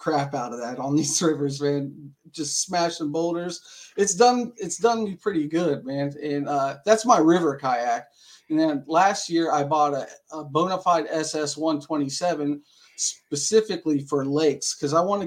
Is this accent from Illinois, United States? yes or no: no; Dayton, Ohio, United States; I'm from Dayton, Ohio, born and raised